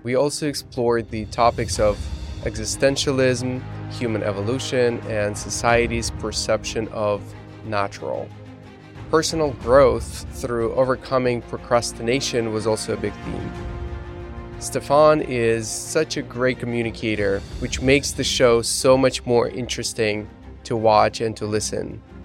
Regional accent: Belarus; moved away; growing up in Belarus

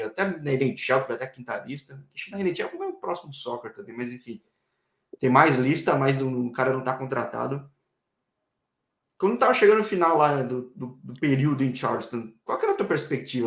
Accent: São Paulo, Brazil; Eu sou de São Paulo

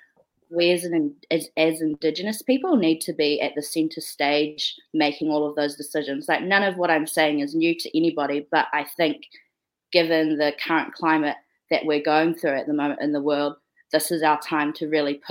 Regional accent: New Zealand; I'm from Aotearoa

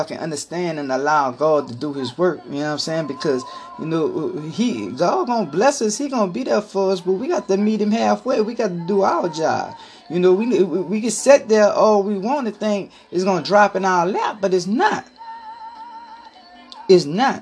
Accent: New Orleans, Louisiana, United States; I'm from New Orleans

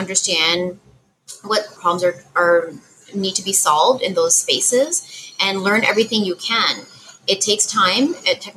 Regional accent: Canada; I'm Canadian

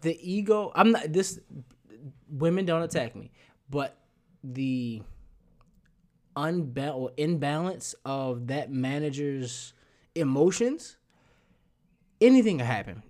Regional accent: Baltimore, Maryland, United States; moved away; I'm from Baltimore.

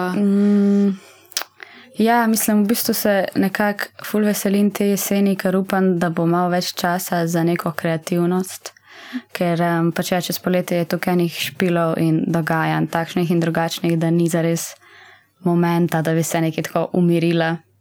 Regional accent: Zasavje, Slovenia; moved away as an adult; now in Ljubljana, Slovenia; mi smo vsi štirje iz Zasavja

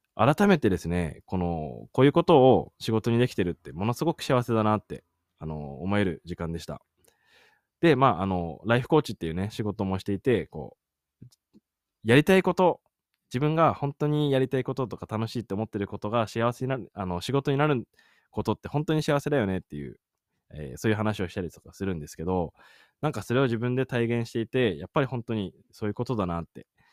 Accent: Sendai, Miyagi, Japan; now in Yakushima, Japan; 仙台のね、地元に戻っても

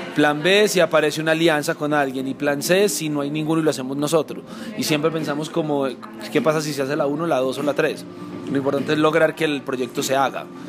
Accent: Colombia; nuestra esencia como colombianos

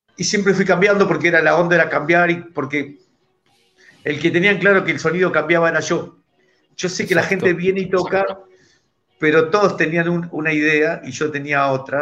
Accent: Buenos Aires, Argentina; de …, reggae ska de Buenos Aires, Argentina

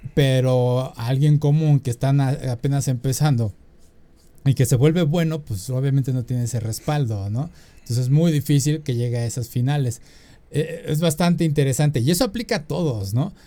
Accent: Mexico; uno como mexicano necesita la visa

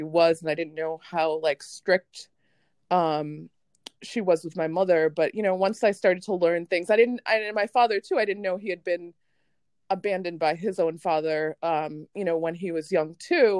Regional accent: United States; also born or lived in Jamaica; I grew up in America, even, you know, I immigrated here when I was 5.

